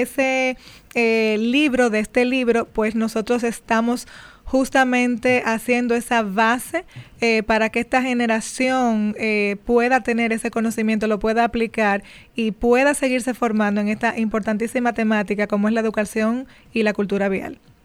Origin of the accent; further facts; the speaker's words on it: Dominican Republic; nos concierne a todos como dominicanos